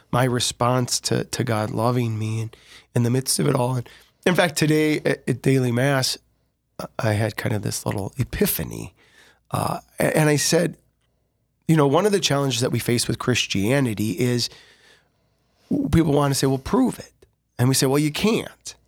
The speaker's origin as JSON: {"language": "English", "town": "Sioux Falls", "region": "South Dakota", "country": "United States", "tie": "born or raised there", "also_born_or_lived": "Larchwood, Iowa / Dell Rapids, South Dakota", "said": "born and raised in Sioux Falls, but we lived in Larchwood, Iowa for just a few moments."}